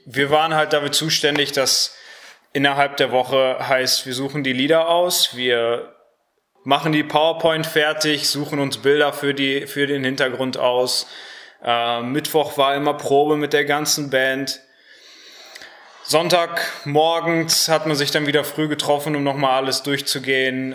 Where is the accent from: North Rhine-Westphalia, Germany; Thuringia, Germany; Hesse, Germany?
North Rhine-Westphalia, Germany; Harsewinkel; moved away as an adult; now in Cologne, Germany; komme auch aus Hasewinkel